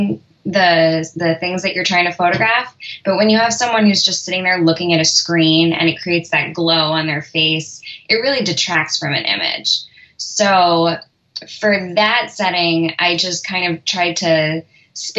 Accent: New York, United States; moved away; I'm from New York originally, and the Temple of Dendur in the Met is like one of my favorite childhood haunts

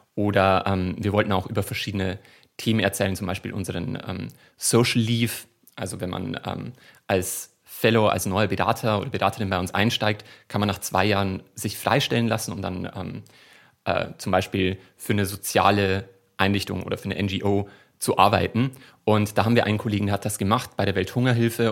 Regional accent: Bavaria, Germany; accent: Bavarian dialect; ich komme aus Bayern

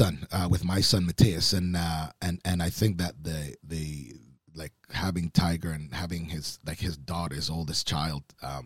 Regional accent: Oakville, Ontario, Canada; You know, I mean, growing up in Oakville, there's certainly lots of friends that whose fathers played golf.

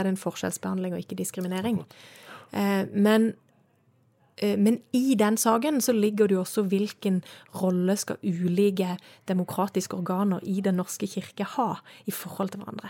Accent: Søgne, Agder, Norway; also born or lived in Estonia; now in Bergen, Norway; jeg kommer jo fra Sørlandet, du sa det sjøl, jeg er fra Søgne

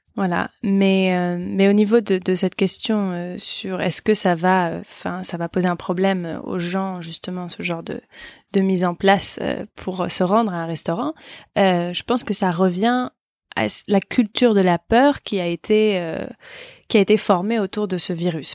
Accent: France; en tant que Français, nous

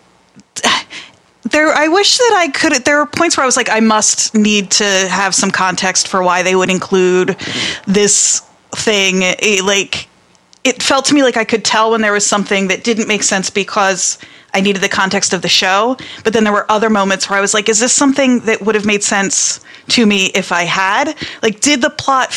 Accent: New Jersey, United States; growing up in Jersey

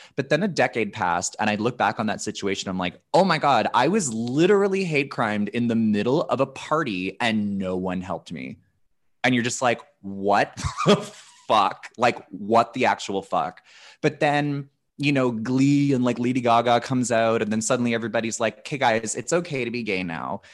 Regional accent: Canada; I'm such a Canadian

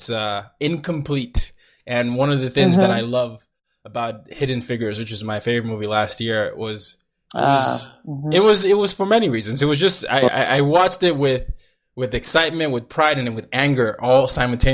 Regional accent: Nigeria; I'm Nigerian

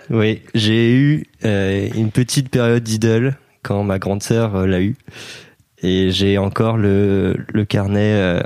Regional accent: Brittany, France; je suis breton et j'ai 22 ans cette année.

